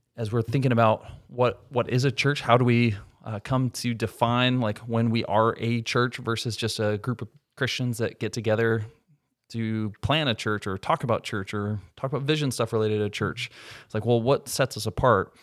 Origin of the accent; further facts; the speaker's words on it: Minnesota, United States; moved away as an adult; also born or lived in Michigan; I was from Minnesota. I went to school here, undergrad and seminary